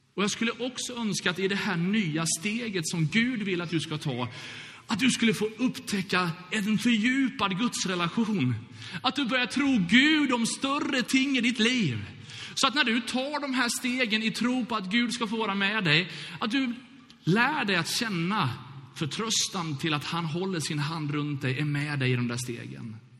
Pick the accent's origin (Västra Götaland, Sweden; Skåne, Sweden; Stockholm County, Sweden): Västra Götaland, Sweden; Gothenburg; Brunnsparken eller Bältesmännaparken i Göteborg där jag växte upp